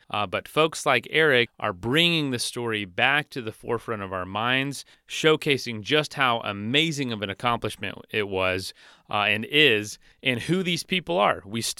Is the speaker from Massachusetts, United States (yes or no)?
no; Florida, United States; I'm from Florida.